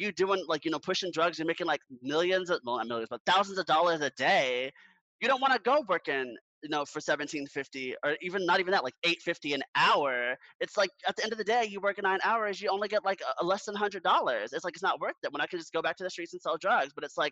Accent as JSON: {"language": "English", "town": "Orlando", "region": "Florida", "country": "United States", "tie": "born or raised there", "said": "my hometown, I'm from Orlando, Florida"}